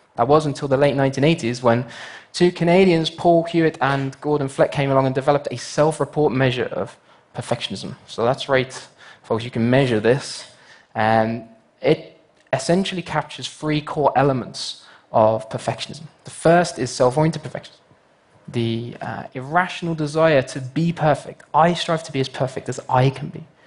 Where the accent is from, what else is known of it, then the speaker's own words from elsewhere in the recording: United Kingdom; my home country, the United Kingdom